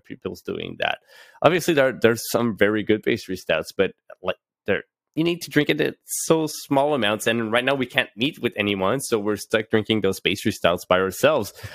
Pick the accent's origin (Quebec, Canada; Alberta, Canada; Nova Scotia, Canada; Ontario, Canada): Quebec, Canada; Gatineau; I'm originally from Gatineau. I'm still in Gatineau